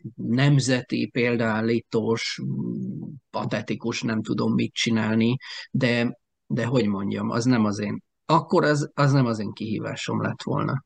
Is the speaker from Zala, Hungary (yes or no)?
yes; Alsópáhok, Zala, Hungary; now in Keszthely, Hungary; én mellette alsópáokon nőttem fel